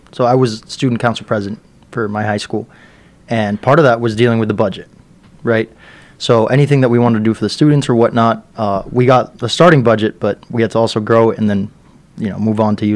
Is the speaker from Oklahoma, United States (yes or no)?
no; Miami, Florida, United States; also born or lived in Peru; growing up in Miami